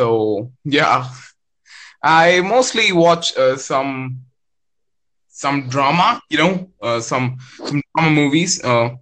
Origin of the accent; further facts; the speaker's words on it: India; I'm from India.